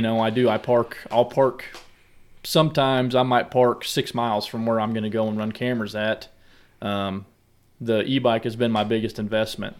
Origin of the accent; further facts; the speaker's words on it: Southwest Missouri, United States; now in Columbia, United States; I grew up in Southwest Missouri, down in the hardwoods